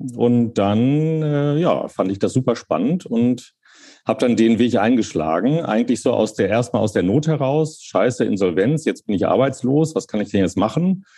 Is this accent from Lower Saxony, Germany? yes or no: yes; Hanover, Lower Saxony, Germany; moved away; also born or lived in Cologne; ich bin in Köln geboren, dann in Hannover aufgewachsen